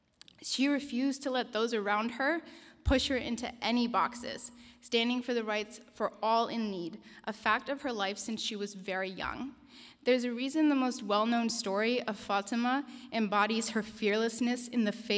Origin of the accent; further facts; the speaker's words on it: Denmark; also born or lived in Japan / United States; I'm Syrian and Danish, the oldest in a family of 8 children. I was born in Denmark and spent the first 6 years of my life living in Japan. I still remember learning the moment that we were going to be moving to the United States.